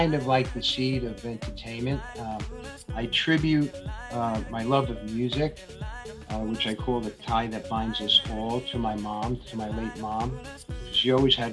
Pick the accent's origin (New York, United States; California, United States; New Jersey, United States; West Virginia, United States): New York, United States; New York City; I was brought up in Manhattan in a complex called Parkchester.